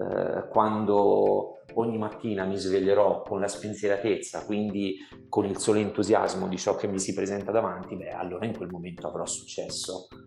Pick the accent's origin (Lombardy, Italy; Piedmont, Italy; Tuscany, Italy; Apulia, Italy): Tuscany, Italy; un po' perché sono toscano e quindi sentire eh, con le parole del toscano e con la C aspirata